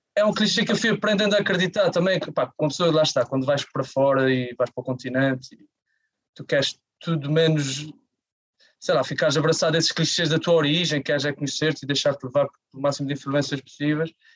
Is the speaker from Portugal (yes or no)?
yes; Azores, Portugal; accent: Azorean; moved away as an adult; also born or lived in Lisbon; Optei por voltar para os Açores